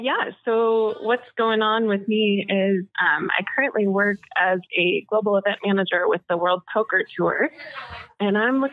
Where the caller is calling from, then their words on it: Coeur d'Alene, Idaho, United States; also born or lived in Anchorage; So I'm in Coeur d'Alene, Idaho. I actually just moved down from Anchorage, Alaska.